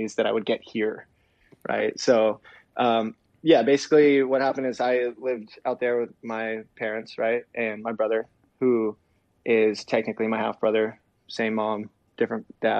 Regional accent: Ventura, California, United States; born or raised there; also born or lived in San Bernardino, California / Fontana, California

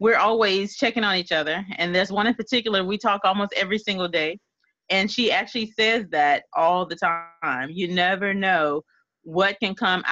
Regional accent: Louisiana, United States; I'm a little bit country. I'm from Louisiana

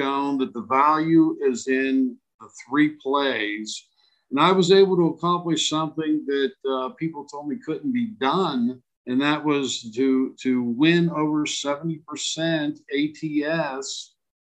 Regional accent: Pittsburgh, Pennsylvania, United States; moved away as an adult; now in Las Vegas, United States; I was born and raised in Pittsburgh

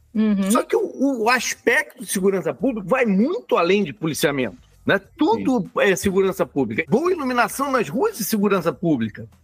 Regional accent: Rio de Janeiro, Brazil; Eu não saí do Rio

